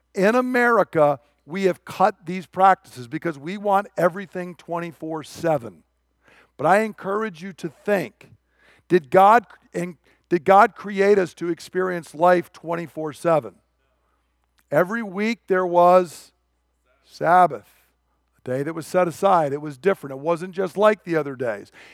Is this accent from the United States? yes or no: yes; United States; I'm an American